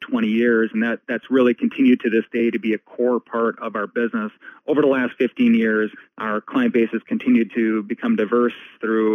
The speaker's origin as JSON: {"language": "English", "town": "Ashby", "region": "Minnesota", "country": "United States", "tie": "born or raised there", "also_born_or_lived": "Bemidji, Minnesota", "said": "My hometown is a small farming community. It's called Ashby, about 2.5 hours west of Minneapolis. I grew up there"}